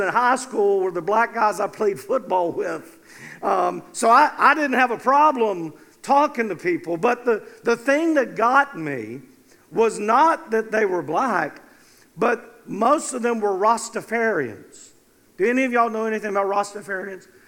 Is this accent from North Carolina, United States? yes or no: yes; North Carolina, United States; I was from North Carolina